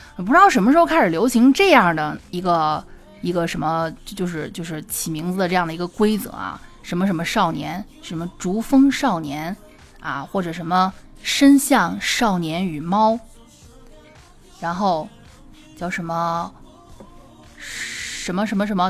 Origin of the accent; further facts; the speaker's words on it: Xi'an, Shaanxi, China; accent: Xi'an dialect; 我们西安话